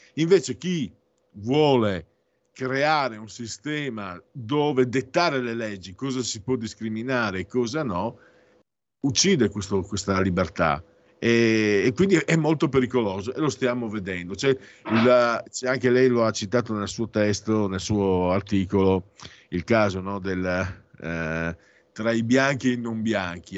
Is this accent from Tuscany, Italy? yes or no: no; western Friuli, Friuli-Venezia Giulia, Italy; dalle mie parti, in Friuli occidentale